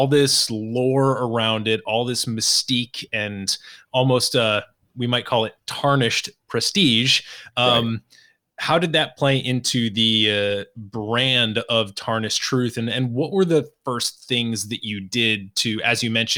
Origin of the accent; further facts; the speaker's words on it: Massachusetts, United States; now in Washington, D.C., United States; When I grew up in Massachusetts, we always went to Maine and those beaches